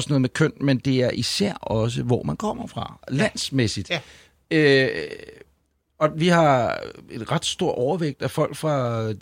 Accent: Ølstykke, Capital Region of Denmark, Denmark; moved away as an adult; also born or lived in Østerbro, Copenhagen; now in Copenhagen, Denmark; nu faktisk mere på Østerbro, eller en af det område, ja. mere end jeg har boet ude i Ølstykke. Ikke? Ja. Jeg boede 18 år.

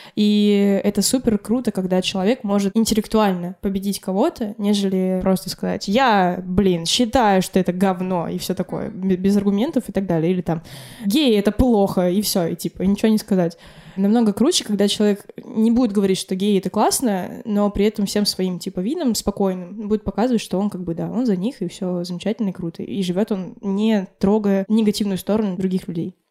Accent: Republic of Karelia, Russia; Я родилась в Карелии, где в целом Финляндия это прям 30 километров

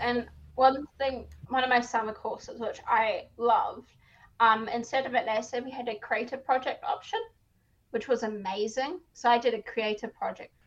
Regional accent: South Africa; I am South African

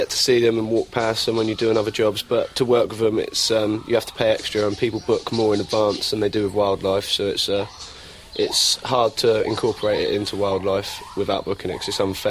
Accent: Surrey, South East England, United Kingdom; Yeah, I come from Surrey in London, and I came to Thailand for the gibbons and the macaques.

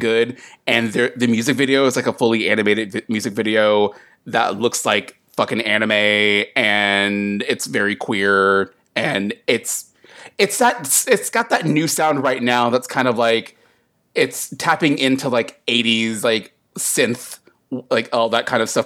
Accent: United States; also born or lived in North Carolina / South Carolina; as a kid growing up in Sou-, in, like, North and South Carolina

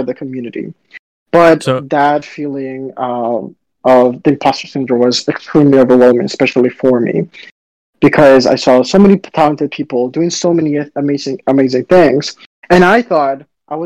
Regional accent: Dominican Republic; also born or lived in South Florida, United States / Baltimore, United States; now in New York, United States; I grew up in Dominican Republic, where it's sunny and hot all the time, and then South Florida, where it's also sunny, hot at the time

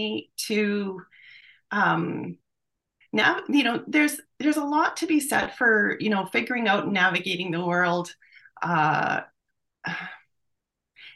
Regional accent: St. Albert, Alberta, Canada; also born or lived in Edmonton; I was born in Edmonton, and I grew up in St. Albert, Alberta. St. Albert's a bedroom community just north of Edmonton here

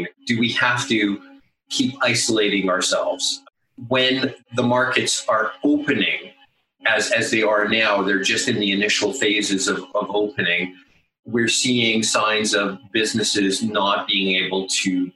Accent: Calgary, Alberta, Canada; pretty much born and raised in Calgary

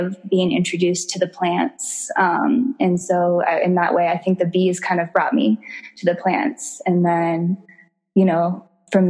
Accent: Morrison, Colorado, United States; also born or lived in Denver; I grew up in Colorado. So I was born and raised in Morrison

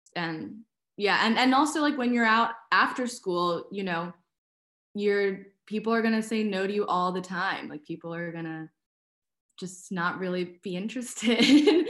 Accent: New York City, New York, United States; I really liked growing up in Brooklyn.

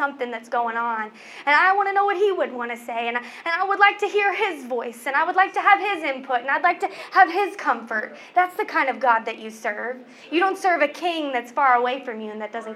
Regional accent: Oklahoma, United States; moved away; I was raised in Oklahoma. My family lives in Oklahoma

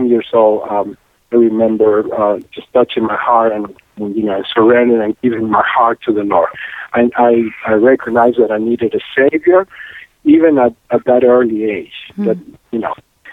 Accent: Córdoba, Argentina; English is a second language; now in Atlanta, United States; flew over all the way to Atlanta from Cordoba, Argentina. And I loved the city and made Atlanta my home since then

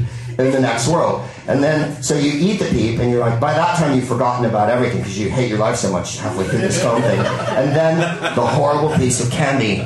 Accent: United States; as an American

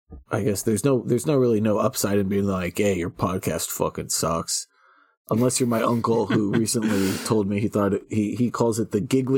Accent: North Carolina, United States; I grew up 45 minutes outside Wilmington, North Carolina. It's a great city, and hurricanes are basically harmless most of the time for most people.

